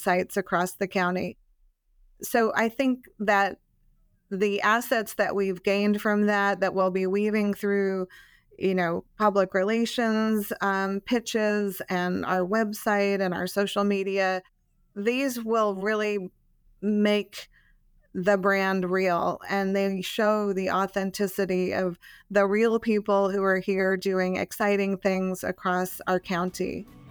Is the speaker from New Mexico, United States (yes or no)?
yes; Albuquerque, New Mexico, United States; moved away as an adult; also born or lived in Texas; now in Arlington, United States; I'm not originally from here. I grew up in Albuquerque, New Mexico